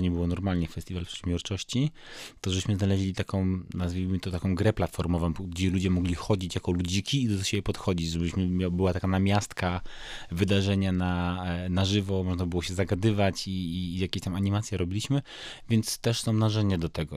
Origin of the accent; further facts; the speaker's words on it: Wrocław, Lower Silesian Voivodeship, Poland; ja z Wrocławia